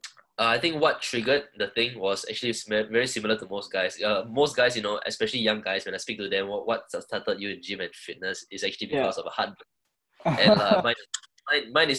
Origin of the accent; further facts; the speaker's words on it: Singapore; I'm Singaporean. I've been in Singapore my whole life